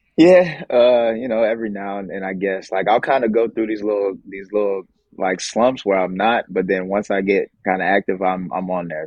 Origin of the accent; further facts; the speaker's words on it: United States; being American